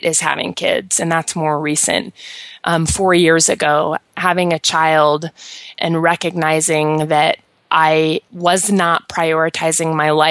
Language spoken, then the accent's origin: English; Colorado, United States; also born or lived in East Coast; I moved back from the East Coast to Colorado, which is where I'm from